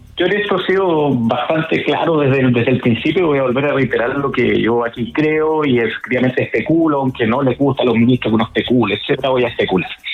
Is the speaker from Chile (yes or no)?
yes; Chile; Nosotros somos parte de Latinoamérica